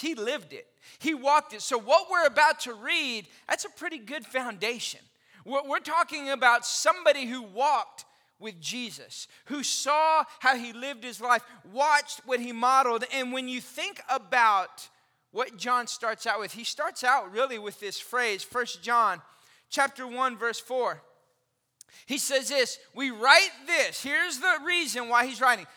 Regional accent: Austin, Texas, United States; now in McKinney, United States; I grew up in Austin

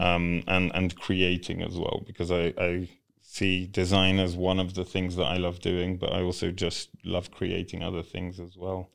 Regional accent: United Kingdom; born or raised there; English is a second language; also born or lived in Poland; now in Kenya

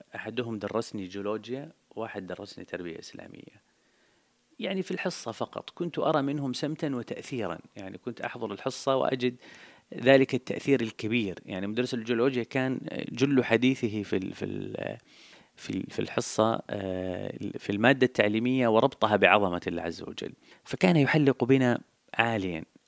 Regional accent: Jeddah, Makkah Province, Saudi Arabia; ولدت في الحجاز ونشأت في الحجاز تحديدا في حي في مدينة جدة اسمه حي الشرفية

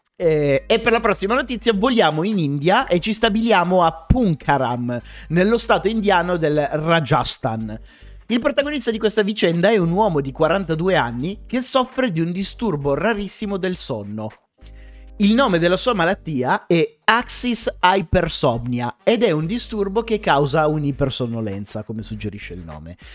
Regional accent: Piedmont, Italy; now in Milan, Italy; entrambi siamo piemontesi

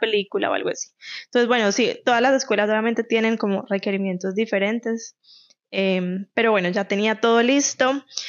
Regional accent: Medellín, Antioquia, Colombia; moved away as an adult; now in Canada; yo soy de Medellín

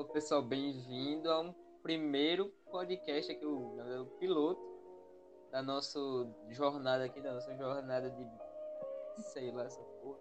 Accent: Rio de Janeiro, Brazil; eu nasci em Copacabana

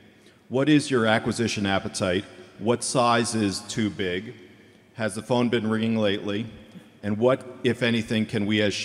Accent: New York, United States; from New York.

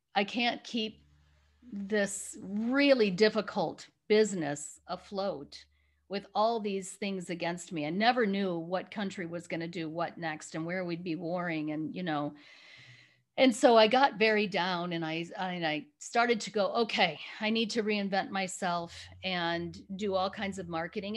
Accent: Chicago area, Illinois, United States; moved away as an adult; also born or lived in Rwanda; now in California, United States; I'm originally from Chicago area. Um, I was living back in my little hometown

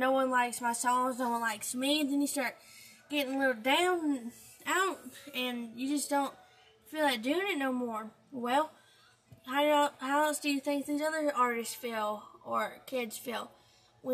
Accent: Alabama, United States; I'm 16 years old and I'm from Alabama

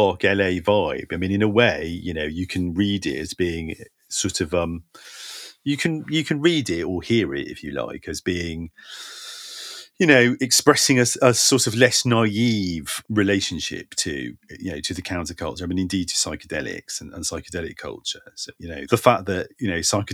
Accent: London, United Kingdom; also born or lived in San Francisco, United States; I was born in San Francisco and I left when I was a baby. Like, the first place I can remember being is North London

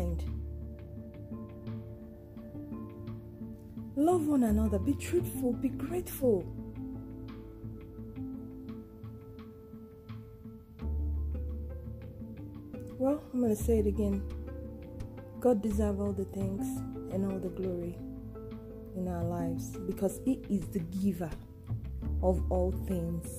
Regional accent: Nigeria; I'm a Nigerian and a Yoruba girl

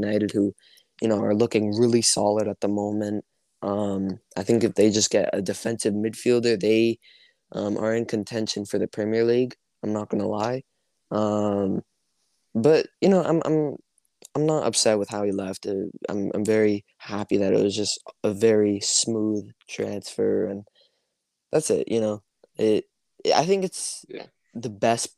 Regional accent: Canada; I play hockey, actually, because I'm from Canada

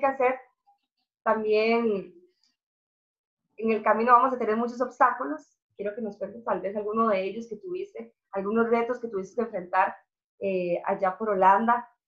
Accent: Costa Rica; moved away as an adult; now in Russia; yo salí de Costa Rica por el hecho de, lo mismo, de que estaba buscando una carrera

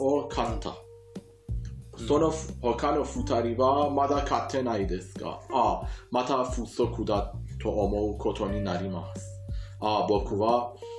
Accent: Iran; Japanese is a second language; イランで学習った日本語

